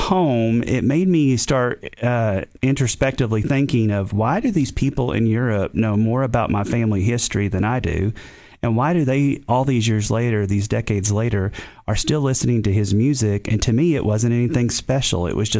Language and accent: English; Tennessee, United States; accent: Eastern Tennessee; he was probably laughing at my Eastern Tennessee accent.